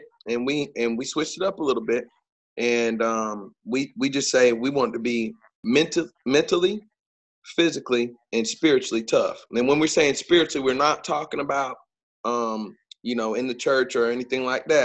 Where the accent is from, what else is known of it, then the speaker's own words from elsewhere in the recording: Fayetteville, North Carolina, United States; moved away as an adult; now in Clinton, United States; I'm from Fayetteville. My father is a military man, so obviously Fort Bragg. Played for Coach Richard Bailey at Jack Britt High School